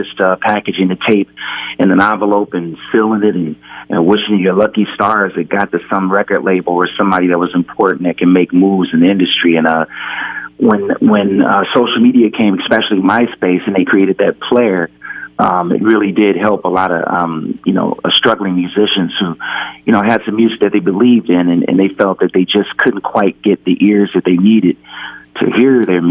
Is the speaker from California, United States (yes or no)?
yes; Pasadena, California, United States; I'm from Pasadena, California, and we always liked funk